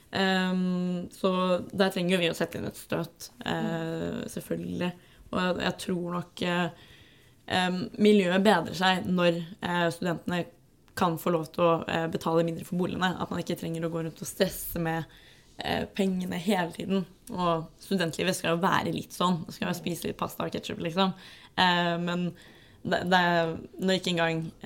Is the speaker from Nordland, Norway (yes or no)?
no; Gran, Innlandet, Norway; moved away as an adult; now in Oslo, Norway; jeg er fra Gran, bodde i Oslo nå en stund, bor på Løkka.